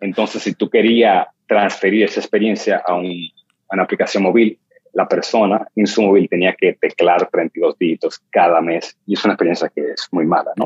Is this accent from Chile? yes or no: no; New York City, New York, United States; yo crecí en el Bronx y Harlem